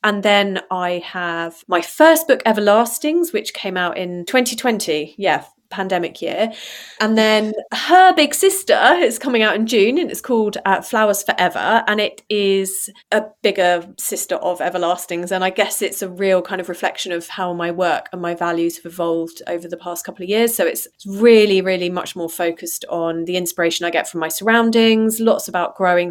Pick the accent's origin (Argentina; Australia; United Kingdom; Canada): United Kingdom; also born or lived in Amsterdam, Netherlands / Farnham; now in Devon, United Kingdom; being British